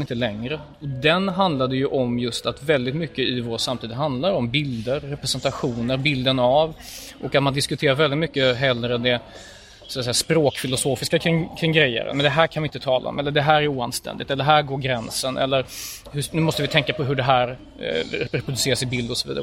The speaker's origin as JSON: {"language": "Swedish", "town": "Gothenburg", "region": "Västra Götaland", "country": "Sweden", "tie": "born or raised there", "said": "jag är född i Göteborg"}